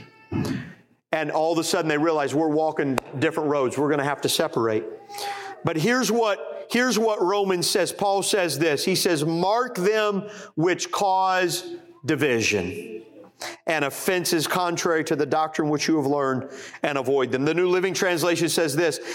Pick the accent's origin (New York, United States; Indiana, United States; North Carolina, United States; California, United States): Indiana, United States; Indianapolis; pastor in Indianapolis, Indiana, my hometown.